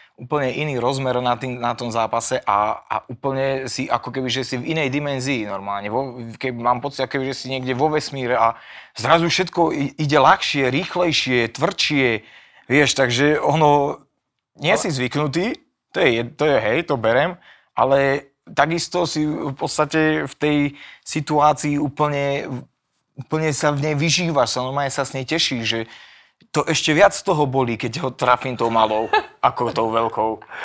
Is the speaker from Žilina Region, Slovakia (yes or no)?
no; Banská Bystrica, Banská Bystrica Region, Slovakia; ja teraz doma v Bystrici